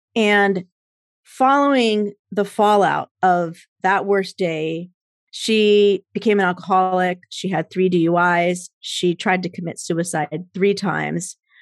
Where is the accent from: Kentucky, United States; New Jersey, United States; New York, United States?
New Jersey, United States; moved away as an adult; also born or lived in Minnesota; I grew up in Jersey, so I know a little bit of snow